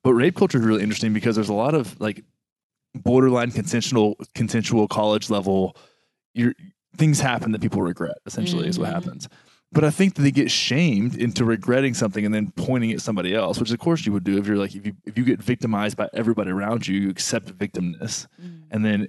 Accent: Texas, United States; I grew up in Texas, man. Texas.

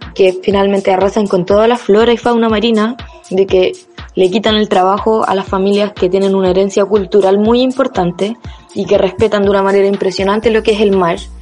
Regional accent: Chile; como buenos chilenos, chilenas, chilenes

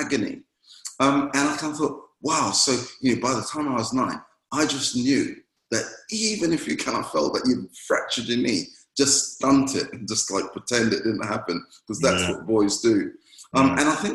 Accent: Jamaica; moved away; I was playing with some friends at church while I grew up in Jamaica

